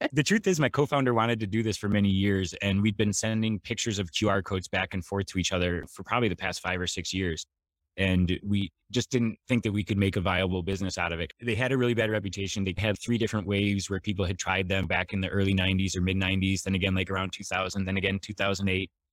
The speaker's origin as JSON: {"language": "English", "region": "Michigan", "country": "United States", "tie": "born or raised there", "moved": "as an adult", "lives_now": "San Diego, United States", "said": "I grew up in Michigan and always wanted to live somewhere warm, so I moved to San Diego as soon as possible after graduation"}